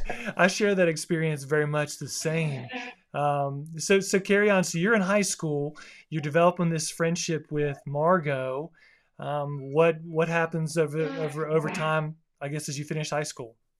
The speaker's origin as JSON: {"language": "English", "region": "South Florida", "country": "United States", "tie": "born or raised there", "said": "where I grew up in South Florida"}